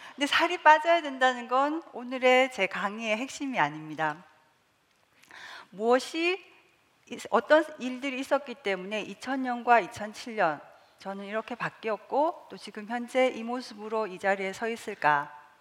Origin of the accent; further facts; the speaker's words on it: South Korea; 저는 시골에서 자라서